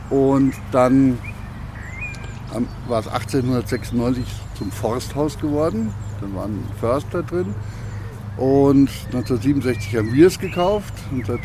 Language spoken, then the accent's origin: German; Cologne, North Rhine-Westphalia, Germany; ich komme aus Köln. Das, das haben wir mir nicht so, gell?